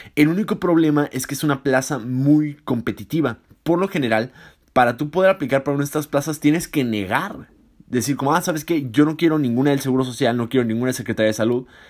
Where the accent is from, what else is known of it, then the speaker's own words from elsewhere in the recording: Tijuana, Baja California, Mexico; moved away as an adult; yo soy de Tijuana y viví toda mi vida en Tijuana